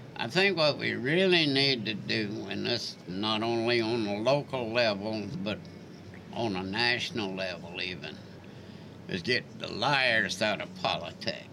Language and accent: English; Charleston, United States; also born or lived in Seattle, Washington; I would lucky to be born in Charleston